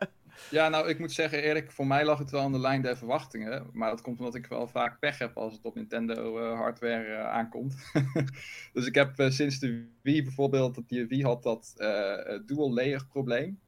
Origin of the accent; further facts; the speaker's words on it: North Brabant, Netherlands; accent: Brabants; Maar wel zwoele Brabantse stemmen.